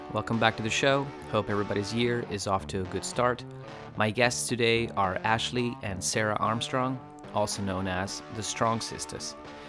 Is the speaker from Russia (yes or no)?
yes; Russia; moved away; I moved here from Russia